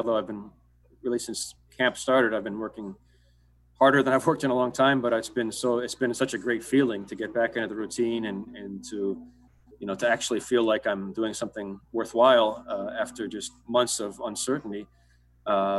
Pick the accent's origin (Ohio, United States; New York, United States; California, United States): Ohio, United States; now in Royal Oak, United States; I didn't grow up in Michigan, but I grew up in Ohio